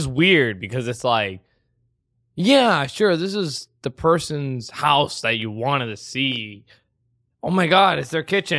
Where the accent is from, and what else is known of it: Indianapolis, Indiana, United States; born or raised there